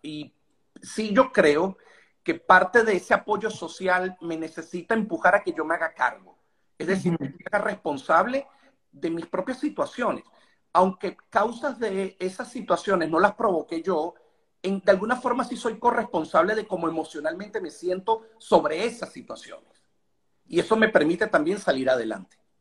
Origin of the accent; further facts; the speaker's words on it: Venezuela; nosotros como venezolanos